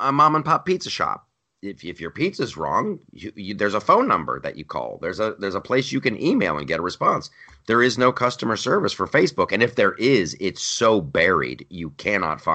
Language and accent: English; Ohio, United States; moved away as an adult; also born or lived in California; I grew up in Ohio, and my whole joke when I moved, after I moved to California in like 99